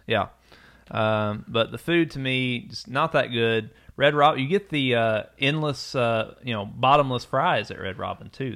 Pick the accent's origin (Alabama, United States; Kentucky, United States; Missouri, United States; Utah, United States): Kentucky, United States; Eastern; when we were growing up in Eastern Kentucky, there were no sit-down chain restaurants